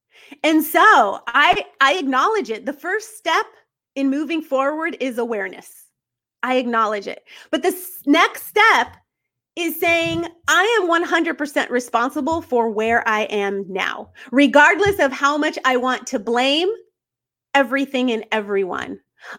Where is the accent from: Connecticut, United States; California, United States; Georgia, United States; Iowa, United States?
California, United States; now in North Carolina, United States; we were married for many years and we moved to North Carolina. We're from California.